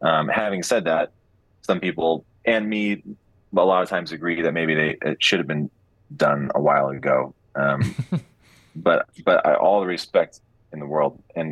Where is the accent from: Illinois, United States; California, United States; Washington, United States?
Illinois, United States; Chicago; also born or lived in Lincolnshire, Illinois; now in Los Angeles, United States; I went to school and grew up in Chicago. And where I grew up and went to high school, Stevenson High School